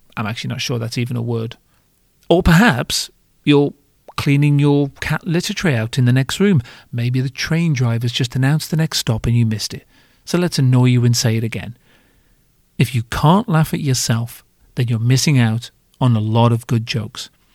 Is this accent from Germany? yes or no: no; United Kingdom; I'm British